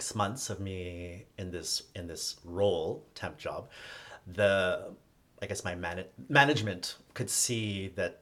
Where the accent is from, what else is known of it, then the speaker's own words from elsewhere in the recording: Toronto, Ontario, Canada; moved away as an adult; also born or lived in Hong Kong / United States; I'm from Toronto